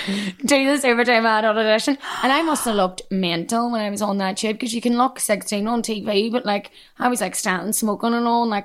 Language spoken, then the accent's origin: English; Derry, Northern Ireland, United Kingdom; accent: Derry; moved away as an adult; now in London, United Kingdom; I would love to work again in my own accent, and I would love to bring screenings back to my hometown